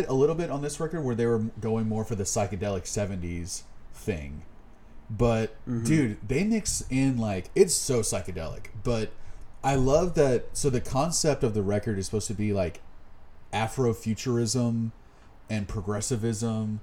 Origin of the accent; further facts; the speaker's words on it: near Austin, Texas, United States; now in Austin, United States; growing up near Austin, living in Austin for the last, you know, 10 years of my life